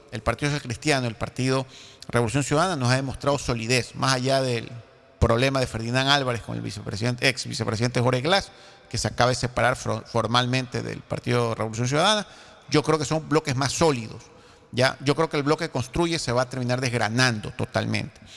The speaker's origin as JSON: {"language": "Spanish", "country": "Ecuador", "said": "Yo aspiro como ecuatoriano."}